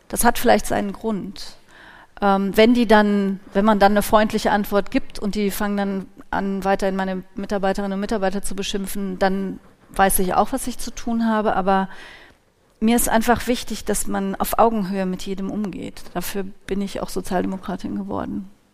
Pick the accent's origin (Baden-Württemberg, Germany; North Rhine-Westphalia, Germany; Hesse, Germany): North Rhine-Westphalia, Germany; Cologne; ich bin in Köln geboren und aufgewachsen